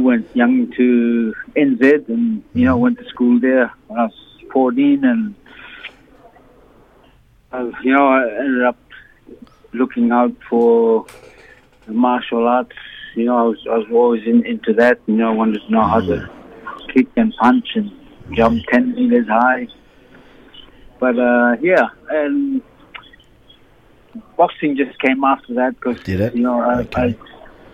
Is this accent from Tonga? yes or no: yes; Tonga; as a kid growing up in Tonga